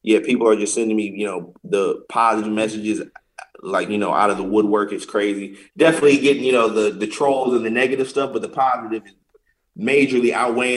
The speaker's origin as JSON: {"language": "English", "town": "St. Louis", "region": "Missouri", "country": "United States", "tie": "born or raised there", "said": "I'm from St. Louis. That's my hometown"}